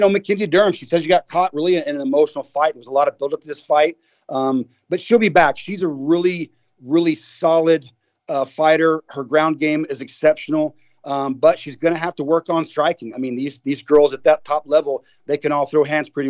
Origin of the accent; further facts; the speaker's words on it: Texas, United States; my home state, Austin, Texas